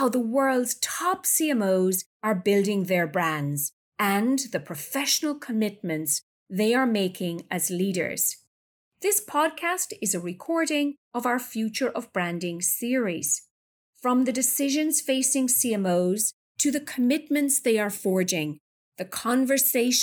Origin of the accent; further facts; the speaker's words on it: New York, United States; my hometown, New York